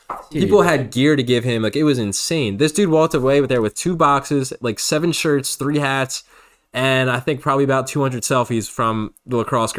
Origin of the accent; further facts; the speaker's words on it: Philadelphia, Pennsylvania, United States; we're from Philly.